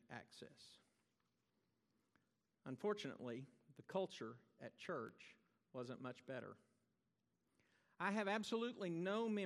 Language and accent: English; Texas, United States; born or raised there